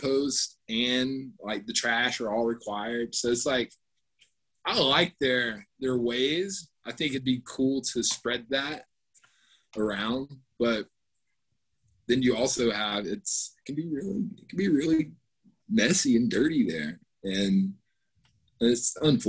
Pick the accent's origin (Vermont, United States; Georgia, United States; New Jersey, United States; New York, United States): Georgia, United States; also born or lived in Portland; now in Colorado, United States; I'm from Georgia.